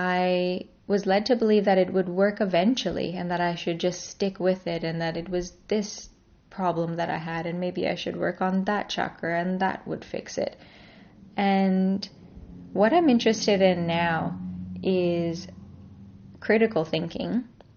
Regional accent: Canada; born there; I'm a Canadian-born Indian, Iranian, Australian yogini.

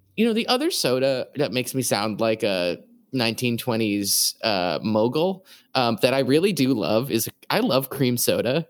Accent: New England, United States; I'm from New England

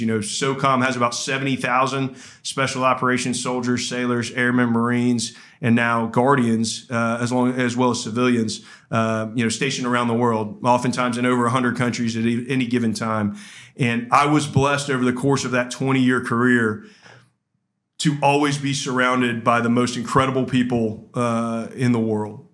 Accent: Georgia, United States; I grew up in Georgia

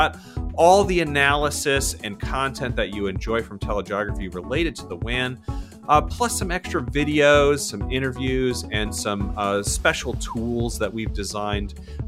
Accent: Florida, United States; now in Northern Virginia, United States; I'm from South Florida and live in Northern Virginia. Those are the only two places I've ever lived, which are both places where everyone is from somewhere else.

